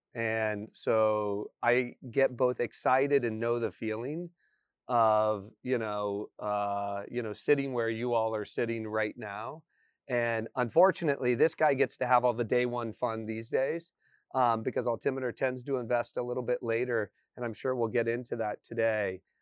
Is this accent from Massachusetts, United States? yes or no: no; Indiana, United States; moved away as an adult; I grew up in Indiana.